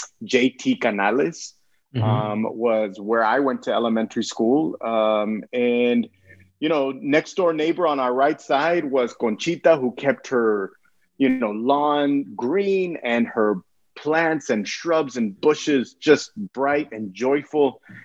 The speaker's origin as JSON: {"language": "English", "town": "Brownsville", "region": "Texas", "country": "United States", "tie": "born or raised there", "said": "Yeah, so I was born in Brownsville, Texas. It's the southernmost tip of Texas, right on the Gulf Coast. 20-minute drive from South Padre Island. I grew up literally walking distance to La Frontera, to the port of entry there with the border town of Matamoros."}